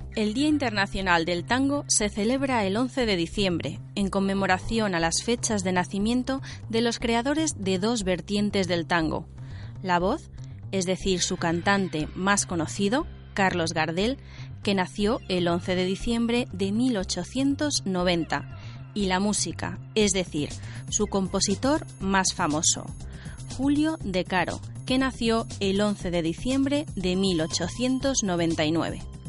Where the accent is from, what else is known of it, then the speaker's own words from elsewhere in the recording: Beijing, China; Spanish is a second language; moved away as an adult; now in Spain; De Pekín, soy de Pekín